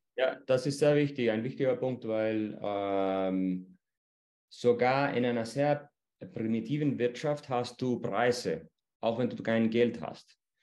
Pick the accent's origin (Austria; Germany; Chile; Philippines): Chile; bei uns in Chile